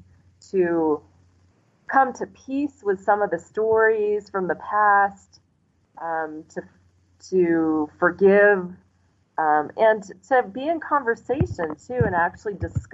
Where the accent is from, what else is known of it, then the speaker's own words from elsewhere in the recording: United States; moved away as an adult; now in Mexico; growing up in the United States